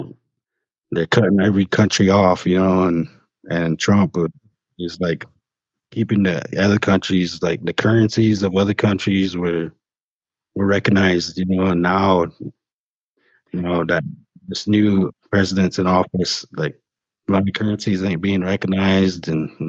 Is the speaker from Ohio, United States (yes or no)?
no; South Dakota, United States; I'm from South Dakota, so we always been a Republican state. So growing up in that political system